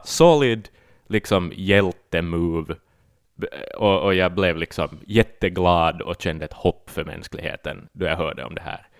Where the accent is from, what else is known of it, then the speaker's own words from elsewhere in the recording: Ostrobothnia, Finland; som österbottning